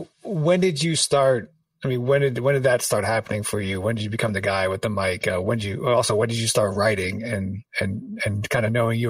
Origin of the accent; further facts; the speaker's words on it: New York City, New York, United States; we're both from New York City. I grew up in Washington Heights.